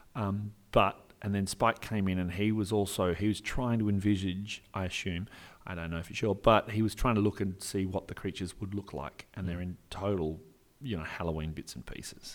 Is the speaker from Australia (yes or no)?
yes; Perth, Western Australia, Australia; I'm an actor from Perth, Western Australia